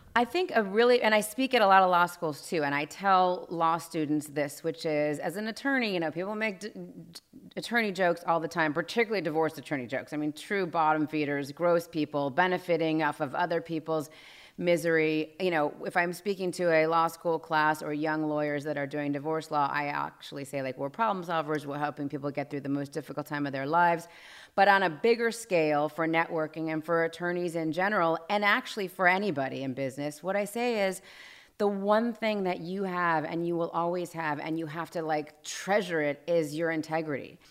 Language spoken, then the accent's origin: English; Los Angeles, California, United States; I grew up here in Los Angeles